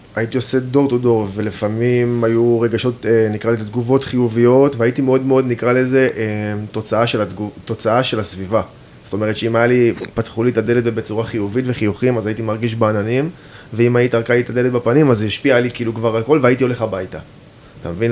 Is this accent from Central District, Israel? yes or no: yes; Even Yehuda, Central District, Israel; אני גדלתי באבן יהודה